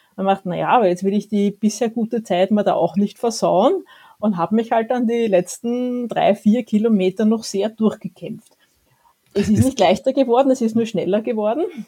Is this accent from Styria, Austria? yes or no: no; Vienna, Austria; als Wienerin